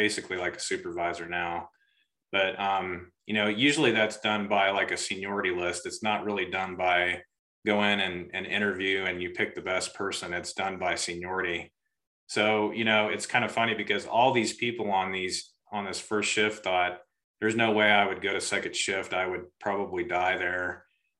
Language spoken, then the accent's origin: English; Augusta, United States; growing up in Augusta and kind of out in the country